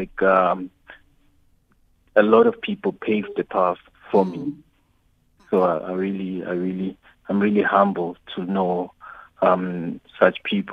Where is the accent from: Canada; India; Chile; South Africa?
South Africa; growing up in Davidson